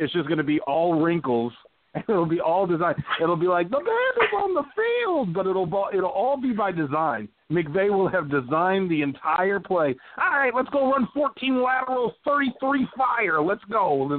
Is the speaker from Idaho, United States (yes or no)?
no; Texas, United States; As fun as that is, I'm from Texas, man.